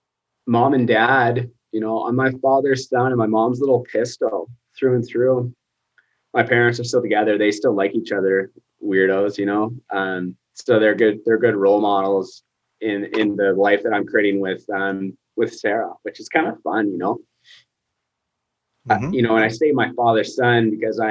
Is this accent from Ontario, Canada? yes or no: no; Lacombe, Alberta, Canada; also born or lived in United States; now in Sylvan Lake, Canada; I grew up in Lacombe